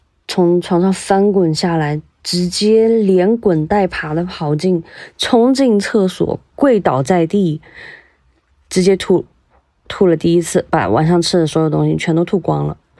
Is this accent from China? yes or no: yes; Guiyang, Guizhou, China; 我来自贵州省贵阳市，是公路交通行业内的一名普通的职工。